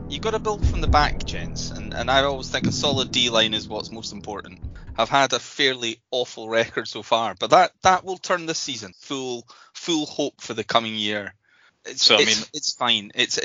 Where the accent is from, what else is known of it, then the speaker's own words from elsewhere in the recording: Edinburgh, Scotland, United Kingdom; The Auchingane area of Edinburgh.